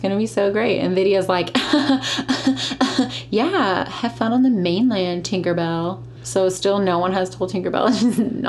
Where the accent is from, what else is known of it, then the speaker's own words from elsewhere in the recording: United States; I'm ignorant and from America.